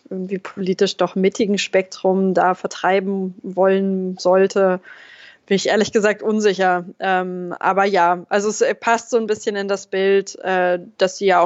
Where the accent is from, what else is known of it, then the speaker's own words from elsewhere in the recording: Braunschweig, Lower Saxony, Germany; Ich komme ursprünglich aus Braunschweig.